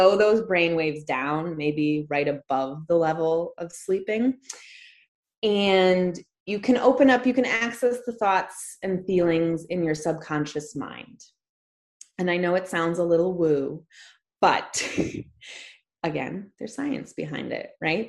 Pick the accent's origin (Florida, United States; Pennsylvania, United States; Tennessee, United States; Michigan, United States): Michigan, United States; Detroit; I'm from Metro Detroit